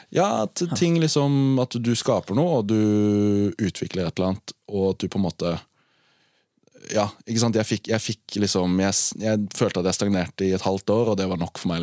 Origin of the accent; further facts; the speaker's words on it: Arendal, Agder, Norway; Jeg er fra Arendal